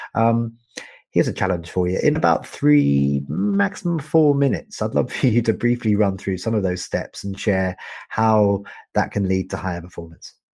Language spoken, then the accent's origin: English; United Kingdom; also born or lived in Canada; I'm a Brit and I'm a Canadian